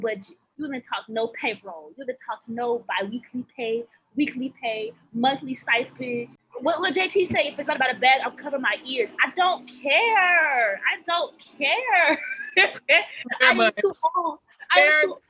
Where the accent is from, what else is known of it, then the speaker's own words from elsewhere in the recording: outside of Atlanta, Georgia, United States; I'm not from Atlanta. People think I'm from Atlanta. No, I'm from outside of Atlanta